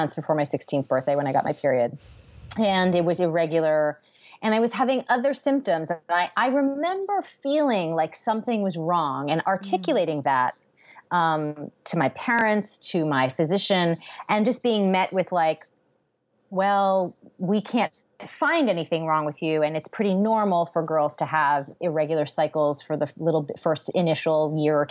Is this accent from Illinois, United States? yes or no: no; Newton, Massachusetts, United States; moved away as an adult; also born or lived in Baltimore, Maryland; I grew up in Newton, Massachusetts